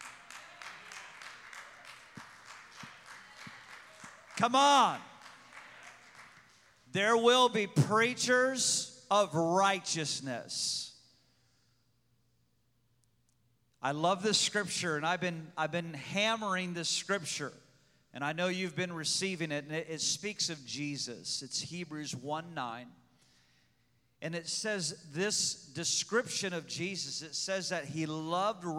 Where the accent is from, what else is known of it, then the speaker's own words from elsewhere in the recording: Pekin, Illinois, United States; I was born in Pekin, Illinois